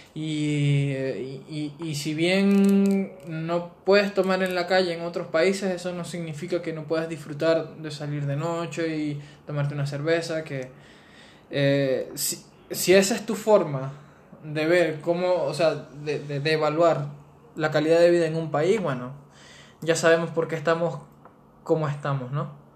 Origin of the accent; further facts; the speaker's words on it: Venezuela; moved away; nosotros como venezolanos